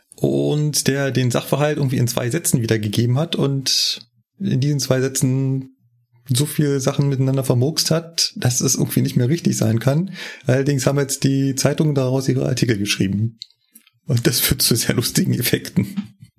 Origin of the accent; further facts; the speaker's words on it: Berlin, Germany; moved away as an adult; now in Munich, Germany; bin ja ursprünglich Berliner, bin ja erst ja mit 28 nach München gekommen